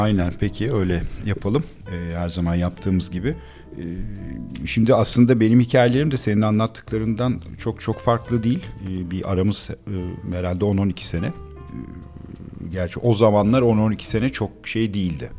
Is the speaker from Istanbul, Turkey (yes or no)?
yes; Istanbul, Turkey; biz e, Akatlara taşındık. 78 senesiydi çok iyi hatırlıyorum.